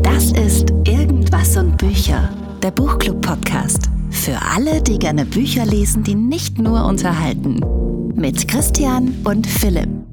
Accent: near Cologne, North Rhine-Westphalia, Germany; also born or lived in Ruhr area; in der Nähe von Köln bin ich geboren und groß geworden und im Ruhrgebiet

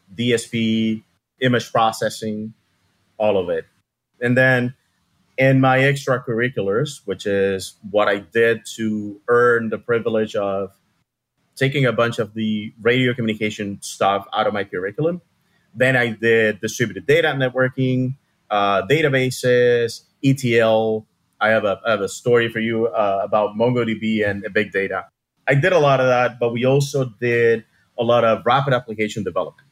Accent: Havana, Cuba; moved away as an adult; now in Miami, United States; I was born and raised in Cuba, Havana, Cuba. And I moved to Miami when I was about to turn 26.

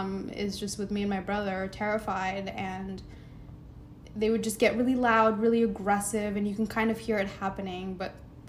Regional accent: United States; also born or lived in Eritrea; My brother and I obviously have the opportunities to grow up here, which, you know, now we know English, we go to school here.

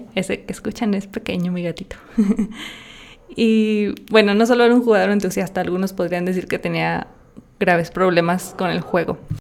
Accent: Zinapécuaro, Michoacán, Mexico; yo soy de un pueblito en Michoacán que se llama Sinapecuero.

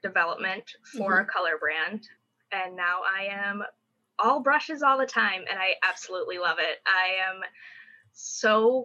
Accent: Michigan, United States; moved away as an adult; now in Los Angeles, United States; I am from Michigan originally, and my family and I have been here for 3 years

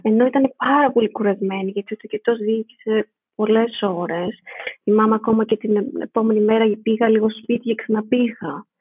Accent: Athens, Attica, Greece; moved away as an adult; also born or lived in Stuttgart, Germany; now in Berlin, Germany; γεννήθηκα στη Στουτγάρδη ε, της Γερμανίας ε, και μεγάλωσα στην Αθήνα

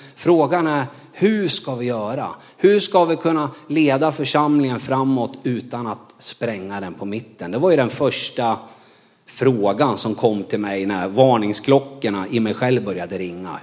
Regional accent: Norrland, Sweden; moved away as an adult; Jag är ju från Norrland

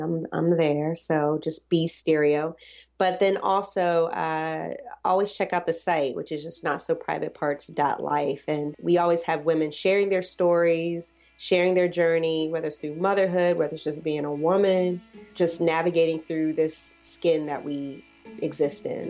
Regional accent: the South, United States; I'm from the South.

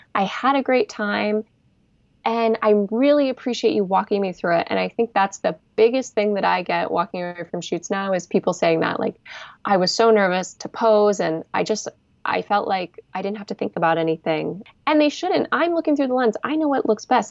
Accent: Bay Area, California, United States; I'm from the Bay Area

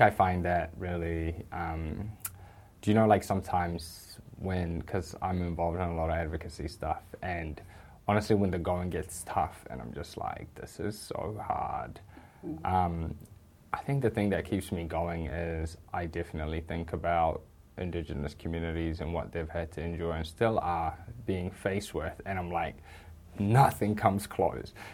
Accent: New Zealand; I very much find New Zealand to be home. In fact, it's all I've ever known.

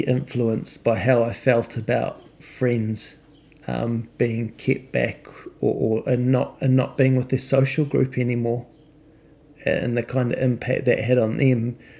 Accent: New Zealand; when I grew up in New Zealand

